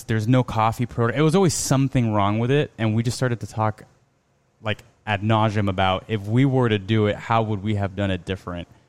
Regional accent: Miami, Florida, United States; we're from Miami. You know, we're Cuban American

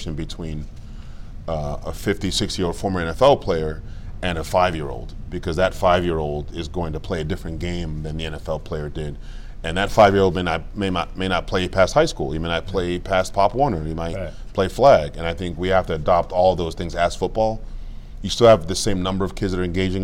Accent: Cameroon; now in United States; I was born in Cameroon, like I said, Cameroon, West Africa

